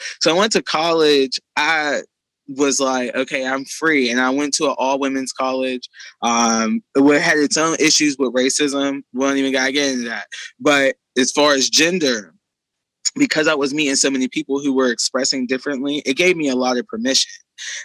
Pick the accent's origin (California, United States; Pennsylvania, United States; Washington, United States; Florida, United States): Pennsylvania, United States; Pittsburgh; I'm from Pittsburgh